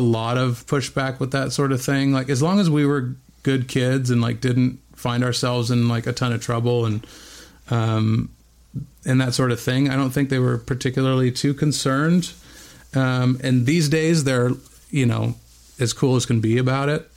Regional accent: Bend, Oregon, United States; moved away; also born or lived in Whittier, California; I was born in Southern California, in Whittier, California, but only lived there for okay. about a year before we moved to Bend, Oregon.

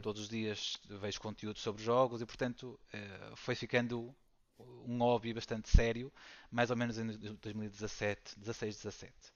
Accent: Valongo, Porto District, Portugal; sou aqui de, de Valongo, do, do Porto

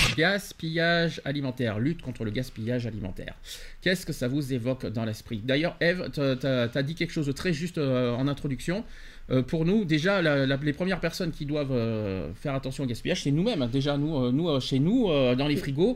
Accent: France; chez nous en France

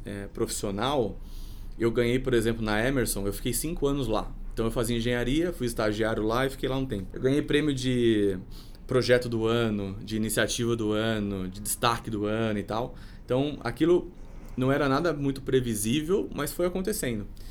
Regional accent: Sorocaba, São Paulo, Brazil; moved away as an adult; also born or lived in Rio de Janeiro; now in São Paulo, Brazil; nasci em São Paulo, meu pai era metalúrgico e foi transferido para lá quando era muito pequeno. Então eu, enfim, fiz o ensino fundamental, o ensino médio, a faculdade

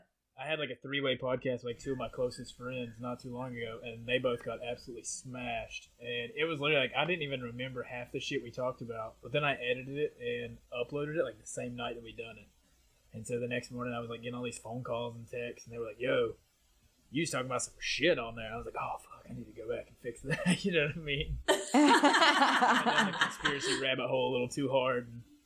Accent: Southwest Virginia, United States; now in Jacksonville, United States; I grew up on the Southwest Virginia side, like in the coal mines and shit

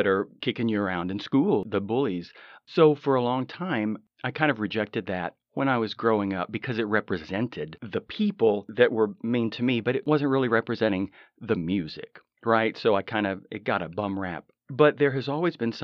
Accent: Odessa, Texas, United States; now in Los Angeles, United States; I'm originally from Odessa, Texas. I got out of there a long time ago, and now I consider myself a Los Angelino, definitely a California boy

